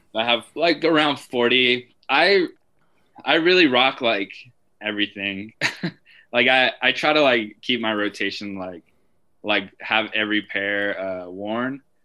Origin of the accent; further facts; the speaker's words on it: Albuquerque, New Mexico, United States; also born or lived in Santa Ana, California; I grew up in Albuquerque